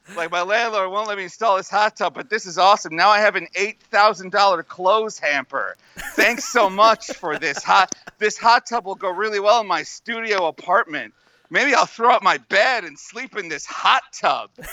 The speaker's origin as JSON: {"language": "English", "country": "United States"}